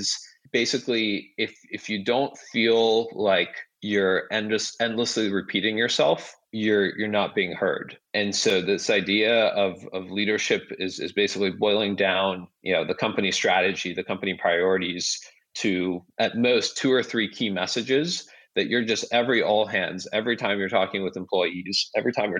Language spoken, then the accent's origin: English; Seattle, Washington, United States; moved away as an adult; also born or lived in Kyiv, Ukraine / New York / San Francisco Bay Area; I grew up in the Seattle area